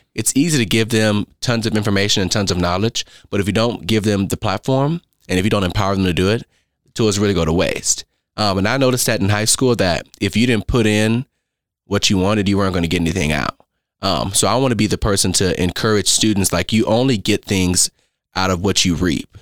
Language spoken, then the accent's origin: English; Las Vegas, Nevada, United States; moved away as an adult; also born or lived in Oakland, California; now in Owensboro, United States; I'm from Las Vegas, Nevada. Now, I was born in Oakland, California